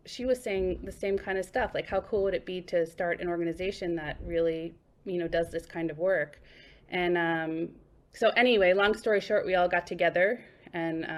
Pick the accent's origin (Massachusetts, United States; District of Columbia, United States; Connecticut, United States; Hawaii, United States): Massachusetts, United States; Boston; moved away as an adult; also born or lived in New York / Cleveland; now in Brooklyn, United States; I grew up in Boston, and I started playing cello in Boston when I was about 8 years old. I ended up in New York when I was like 18 years old